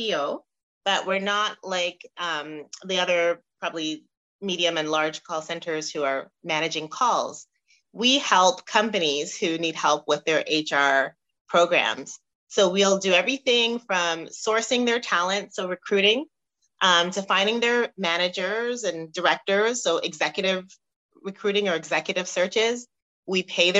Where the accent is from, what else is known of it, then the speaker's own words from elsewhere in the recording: Canada; accent: Canadian; also born or lived in Montego Bay, Jamaica / Toronto, Canada; the accent you're hearing is I'm from Canada